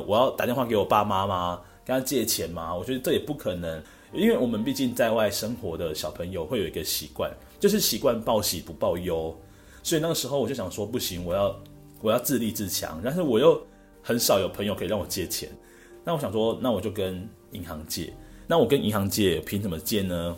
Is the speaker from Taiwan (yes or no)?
yes; Penghu County, Taiwan; moved away as an adult; also born or lived in Taipei; 从幼稚园开始， 然后一路呢到大学，我都是在澎湖这边就读的